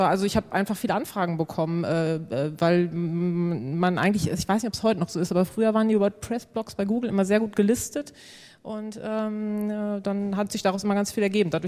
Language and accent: German; Senden, North Rhine-Westphalia, Germany; Also ich komme aus Senden, das liegt bei Münster 20 Kilometer